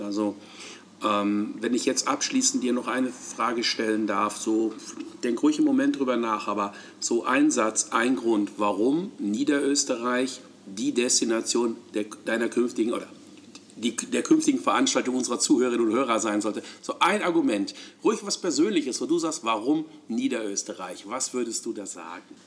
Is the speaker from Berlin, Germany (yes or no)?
no; Hamburg, Germany; als Hamburger